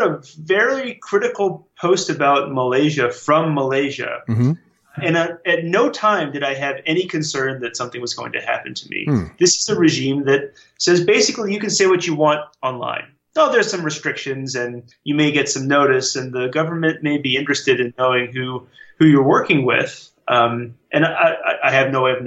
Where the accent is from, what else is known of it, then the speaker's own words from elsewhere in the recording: United States; as an American